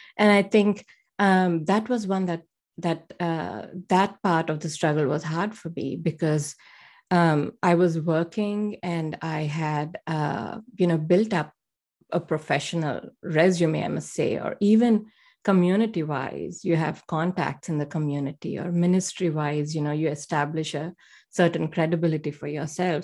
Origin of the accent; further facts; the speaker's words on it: India; moved away as an adult; now in United States; I grew up um, in a middle class family in India